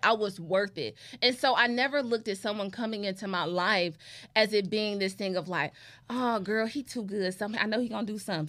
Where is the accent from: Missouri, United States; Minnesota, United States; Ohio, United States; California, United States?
Ohio, United States; Cleveland; a lot of people growing up in Cleveland, like, they knew me